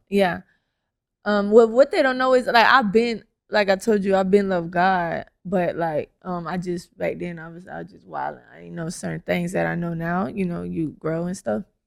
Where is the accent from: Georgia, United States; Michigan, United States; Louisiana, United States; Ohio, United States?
Georgia, United States; Atlanta; I currently live in Atlanta